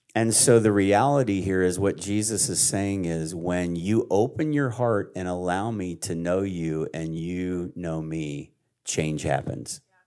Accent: Pennsylvania, United States; I'm from Pennsylvania in a, in a Amish area

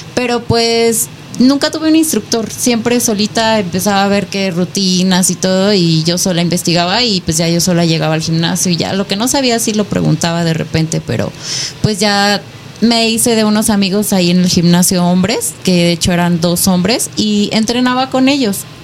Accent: Nayarit, Mexico; now in Hidalgo, Mexico; Nayarit. Actualmente vivo en Hidalgo, pero yo soy de Nayarit.

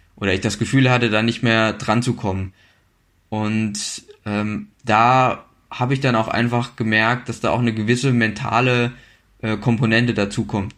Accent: a village about 40 km from Marburg, Hesse, Germany; Äh, geboren bin ich in Marburg, aber dann aufgewachsen in einem Dorf quasi, ja, so 40 Kilometer entfernt von Marburg

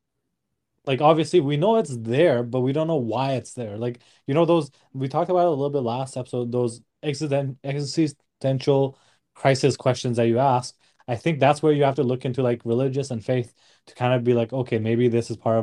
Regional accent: Nepal; born and raised in Nepal

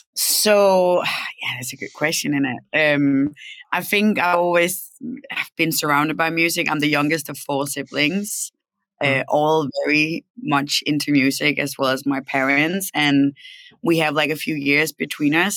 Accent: Denmark; also born or lived in Copenhagen; I'm from Denmark. I grew up in Denmark, and I moved to Copenhagen when I was like 18.

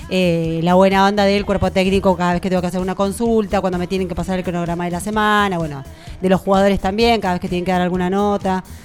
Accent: Tandil, Buenos Aires Province, Argentina; ni siquiera estaba yo todavía cuando mis viejos se vinieron a vivir a Tandil, porque a mi papá lo contrataron para jugar en Santa Marina.

